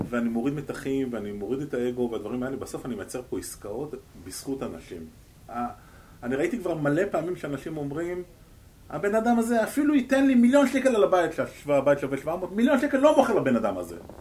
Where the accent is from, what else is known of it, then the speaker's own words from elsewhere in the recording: Israel; אני ישראלי